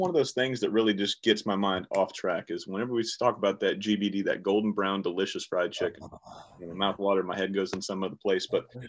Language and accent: English; the South, United States; I'm from the South